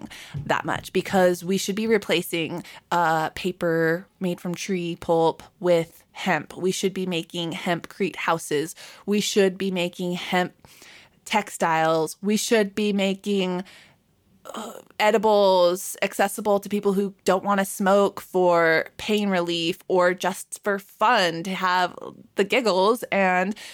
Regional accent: Southern California, United States; moved away; also born or lived in Michigan; growing up in SoCal

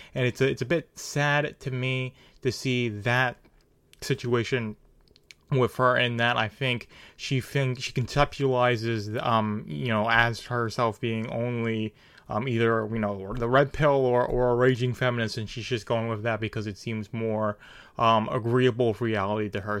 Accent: New York, United States; I'm from New York

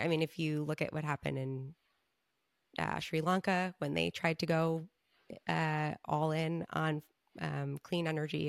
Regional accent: Long Island, New York, United States; I'm from Long Island

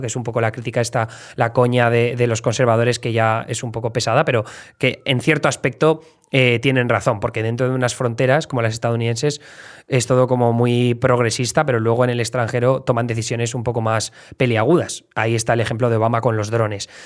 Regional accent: Alcoy, Valencian Community, Spain; moved away as an adult; now in New York, United States; de Alcoy Alicante

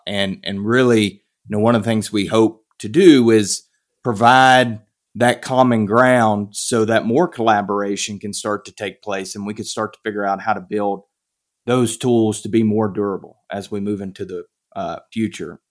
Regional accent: Piedmont of North Carolina, United States; moved away; I grew up in North Carolina, the Piedmont of, of North Carolina

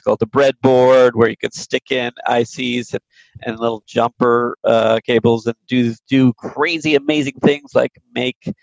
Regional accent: Silicon Valley, California, United States; moved away as an adult; also born or lived in East Coast / New York; I grew up in Silicon Valley

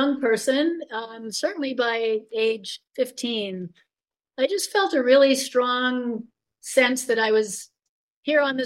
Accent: Long Island, New York, United States; I grew up on Long Island in New York.

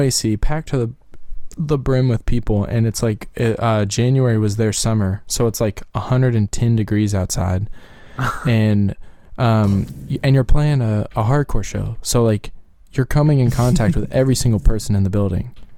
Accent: right outside of Louisville, Kentucky, United States; we grew up right outside of Louisville

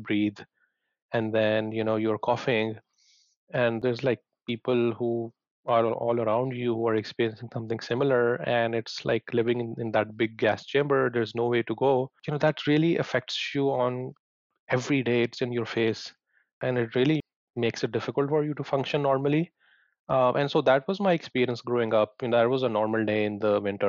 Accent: Lahore, Punjab, Pakistan; moved away; I grew up in Pakistan, in the city of Lahore.

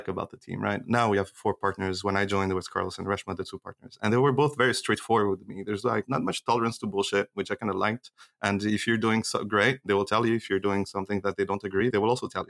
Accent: Switzerland; I grew up in Switzerland

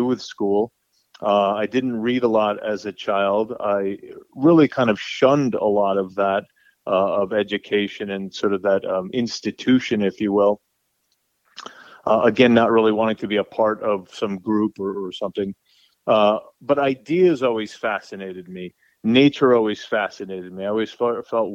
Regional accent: New Rochelle, New York, United States; I was raised in New Rochelle, New York, which is a suburb right outside of New York City

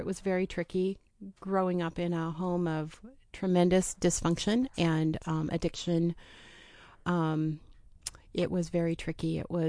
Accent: Oregon City, Oregon, United States; also born or lived in Portland; Yep. So I've been here. I grew up in the Portland area, Oregon City, graduated from Oregon City High School.

